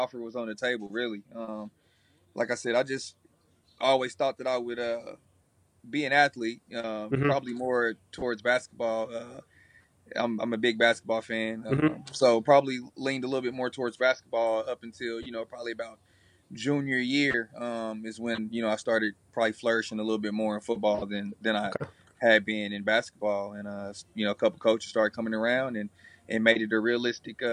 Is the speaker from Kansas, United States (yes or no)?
yes; Wichita, Kansas, United States; I'm born and raised in Wichita, Kansas. Northeast Wichita, to be exact